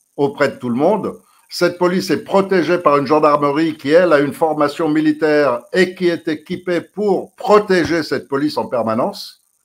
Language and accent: French; France; On est Français